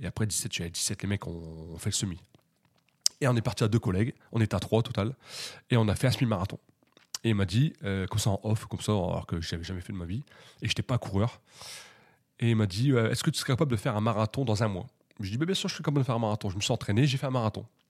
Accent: Hauts-de-France, France; je suis originaire des Hauts-de-France

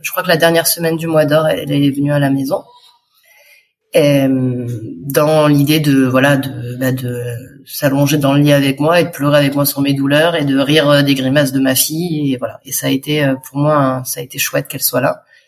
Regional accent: France; moved away as an adult; also born or lived in Dax; Nous, on est de Montpellier, et de Nice

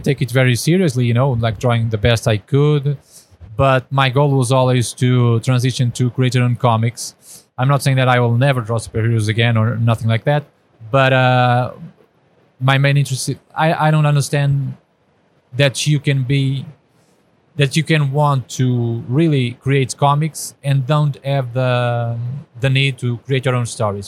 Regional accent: Portugal; I'm from Portugal, so a small country

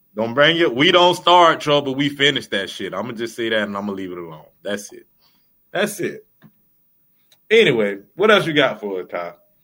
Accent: Orlando, Florida, United States; I'm from the West Side, boy.

